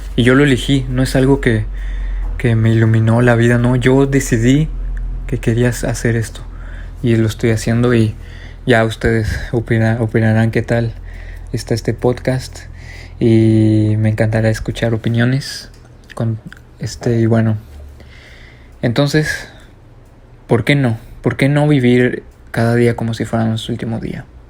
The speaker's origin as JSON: {"language": "Spanish", "country": "Mexico", "said": "aquí en mi país, México"}